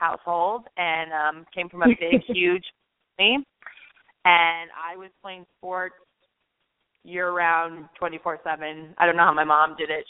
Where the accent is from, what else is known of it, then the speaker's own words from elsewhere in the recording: Albuquerque, New Mexico, United States; now in New York City, United States; I grew up in Albuquerque, New Mexico